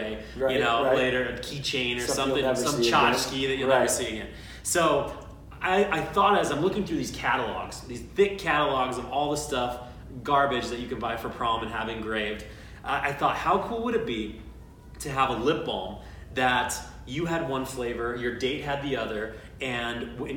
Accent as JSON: {"language": "English", "town": "South Jordan", "region": "Utah", "country": "United States", "tie": "born or raised there", "also_born_or_lived": "Salt Lake City, Utah", "said": "Grew up just out of Salt Lake in South Jordan. Been here pretty much my entire life"}